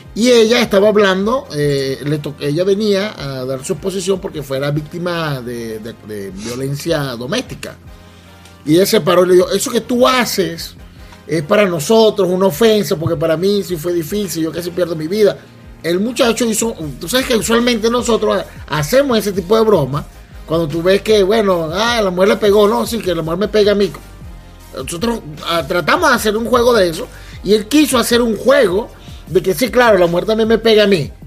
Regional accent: Venezuela; como buen venezolano

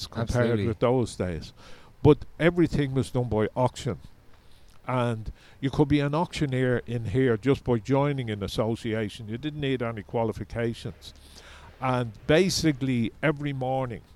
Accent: Dublin, Leinster, Ireland; I grew up in Cabra West

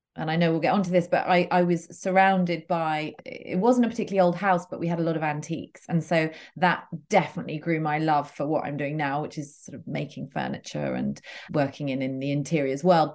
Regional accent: United Kingdom; also born or lived in Los Angeles; now in London, United Kingdom; I grew up uh, just outside London. So, but, but pretty rural.

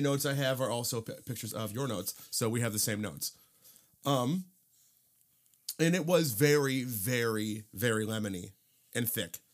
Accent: Cedar Lake, Indiana, United States; I grew up in Cedar Lake, and, uh, I actually lived very, very close to Harry O's

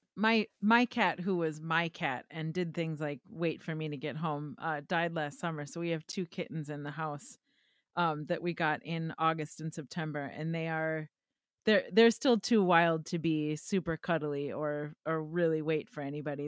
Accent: Wisconsin, United States; accent: Wisconsin; my Wisconsin accent

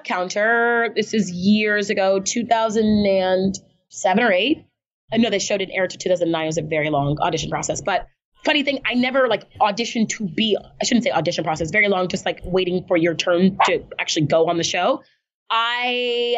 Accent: Texas, United States; moved away as an adult; I was born in Texas

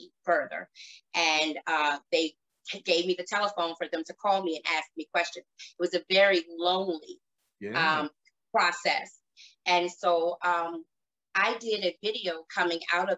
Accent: Baltimore, Maryland, United States; I grew up in Baltimore, Maryland

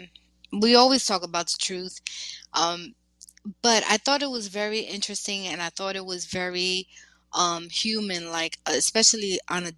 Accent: New York, United States; I am from New York

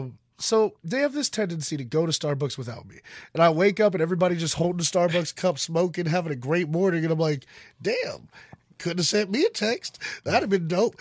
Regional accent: New Orleans, Louisiana, United States; moved away; I'm from New Orleans

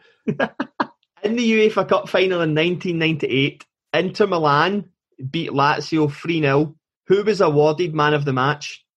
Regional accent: Scotland, United Kingdom; being Scottish

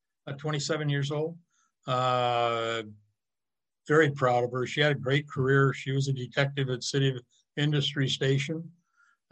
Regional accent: California, United States

